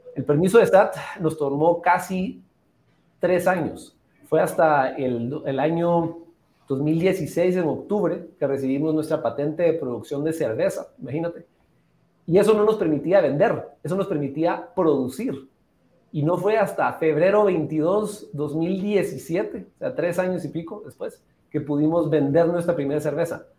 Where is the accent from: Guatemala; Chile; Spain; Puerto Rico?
Guatemala; Antigua Guatemala, Sacatepéquez; also born or lived in Atlanta, Georgia; Yo habiendo nacido y crecido en Antigua Guatemala